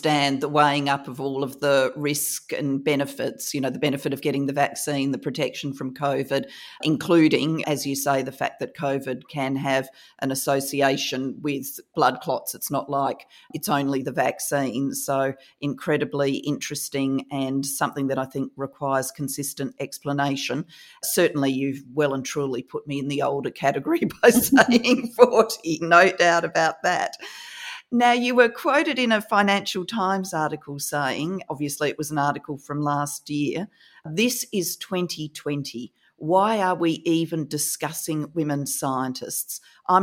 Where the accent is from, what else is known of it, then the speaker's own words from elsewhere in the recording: Australia; now in United Kingdom; my home country of Australia